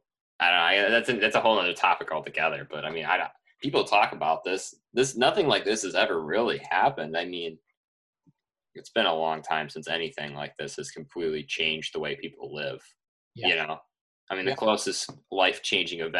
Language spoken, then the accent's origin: English; Dexter, Michigan, United States; my hometown in Dexter, Michigan